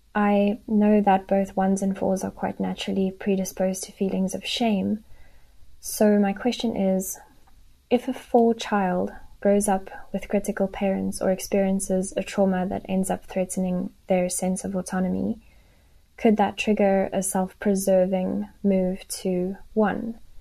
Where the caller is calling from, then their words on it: South Africa; I'm calling from South Africa.